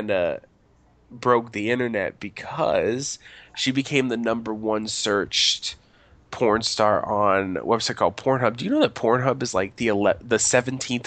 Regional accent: United States; I'm American

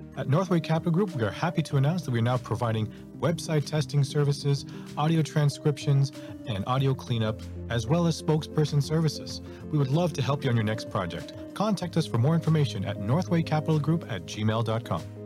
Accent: Toronto, Ontario, Canada; I'm from Toronto

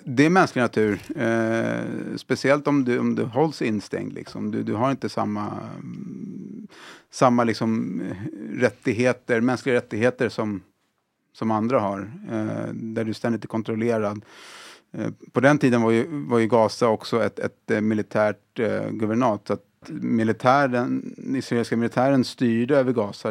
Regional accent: Sweden; Jag är född och uppvuxen här i, i Sverige

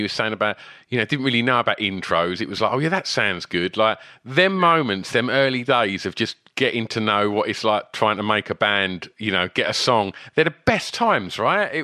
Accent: Basildon, East of England, United Kingdom; my literally my hometown

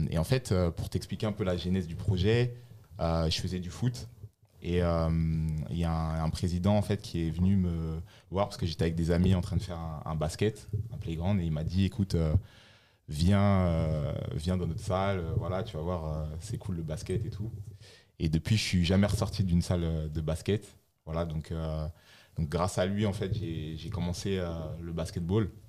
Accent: Laval, Pays de la Loire, France; moi, je, je viens de, je suis originaire de Laval j'ai eu une enfance euh, assez, difficile.

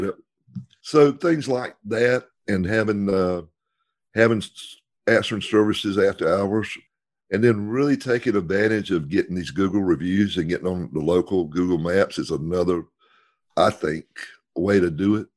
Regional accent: the South, United States; we're from the South

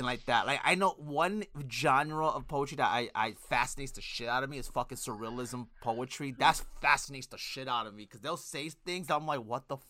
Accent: New York City, New York, United States; I'm from Brooklyn, New York.

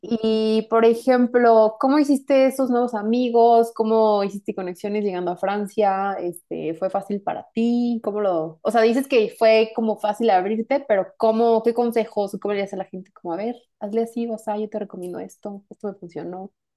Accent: Mexico; yo soy de México

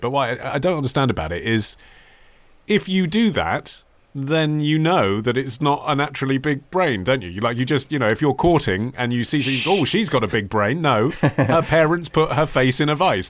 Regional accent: England, United Kingdom; when you are growing up in England

